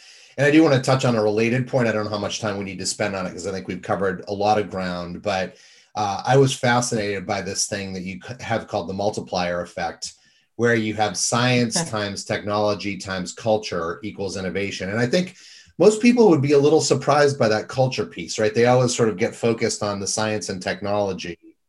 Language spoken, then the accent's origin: English; Boston, Massachusetts, United States; And funny thing, I'm a Red Sox fan. I grew up in Boston.